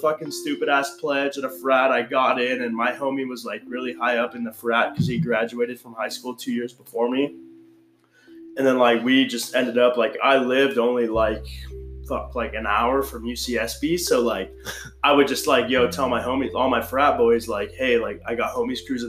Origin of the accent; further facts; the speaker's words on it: Calabasas, California, United States; I'm from Calabasas, California